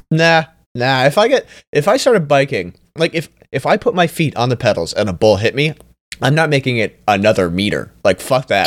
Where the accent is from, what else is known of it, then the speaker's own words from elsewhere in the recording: Canada; I'm Canadian